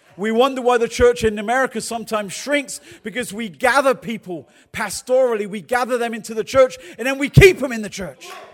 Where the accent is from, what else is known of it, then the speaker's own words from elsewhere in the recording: England, United Kingdom; accent: English; now in United States; I'm from England